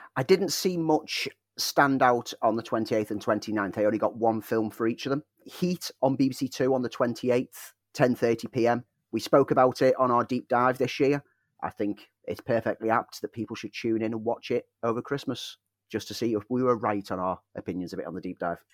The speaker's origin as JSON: {"language": "English", "country": "United Kingdom", "said": "our British culture"}